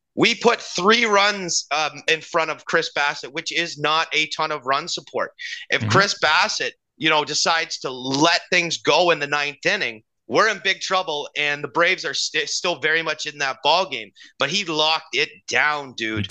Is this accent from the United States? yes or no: no; Canada; as Canadian kids